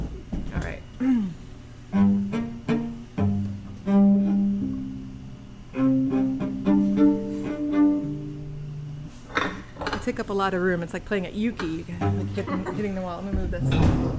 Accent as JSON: {"language": "English", "country": "Belgium", "tie": "born there", "also_born_or_lived": "Singapore / Chicago, United States", "said": "Well, I'm a hybrid. I was born in Belgium. I lived in Singapore 9 years, but my mom's American, so we moved back to Belgium, then we moved to Chicago."}